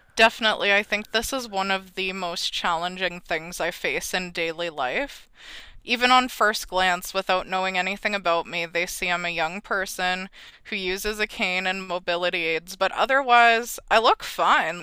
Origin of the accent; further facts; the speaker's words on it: Red Deer, Alberta, Canada; I am from Red Deer, Alberta